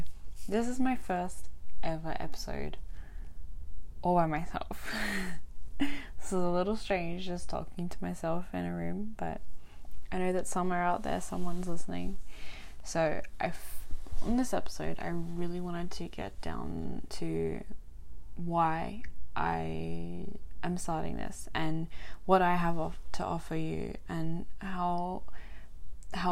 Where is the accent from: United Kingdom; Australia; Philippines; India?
Australia; Albany, Western Australia; also born or lived in Adelaide, South Australia / Perth, Western Australia; I grew up in a small country town called Albany in Western Australia, from little right up until end of high school